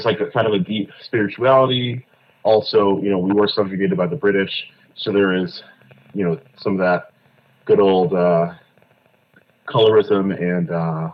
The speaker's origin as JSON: {"language": "English", "town": "Fort Lauderdale", "region": "Florida", "country": "United States", "tie": "born or raised there", "also_born_or_lived": "Kingston, Jamaica", "moved": "as an adult", "lives_now": "New York, United States"}